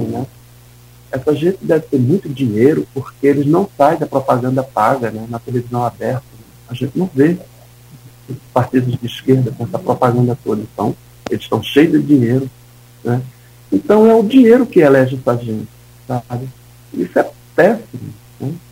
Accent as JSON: {"language": "Portuguese", "region": "Northeast Region", "country": "Brazil", "tie": "born or raised there", "moved": "yes", "lives_now": "Campos dos Goytacazes, Brazil", "said": "Eu venho do Nordeste, né? Fui cresci no, no interior do Nordeste"}